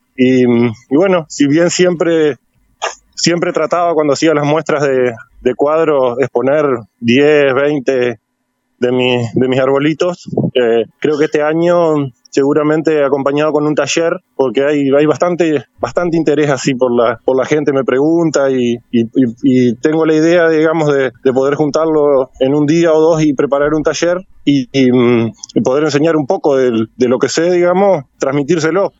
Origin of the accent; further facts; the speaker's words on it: San Salvador, Entre Ríos, Argentina; also born or lived in Gualeguaychú; soy oriundo de San Salvador